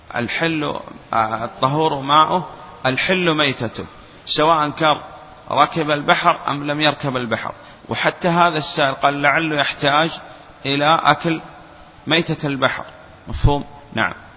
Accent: Saudi Arabia; وعندنا في السعودية

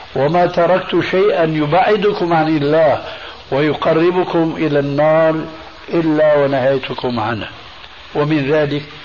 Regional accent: Syria; عندنا في سوريا

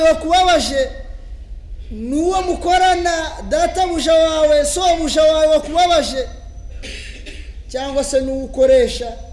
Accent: Rwanda

